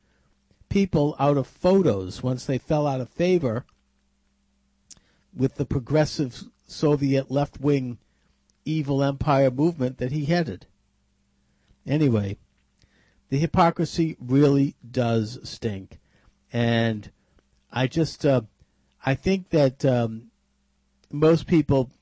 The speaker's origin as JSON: {"language": "English", "region": "Massachusetts", "country": "United States", "tie": "born or raised there", "said": "my home state"}